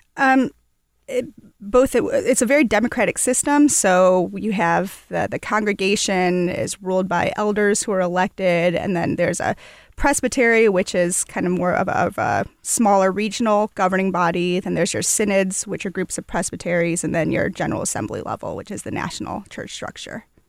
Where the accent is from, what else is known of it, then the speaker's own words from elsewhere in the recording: Toledo, Ohio, United States; moved away as an adult; now in Louisville, United States; I was born and raised in Toledo, Ohio, but I've lived here for about, uh, a little over ten years.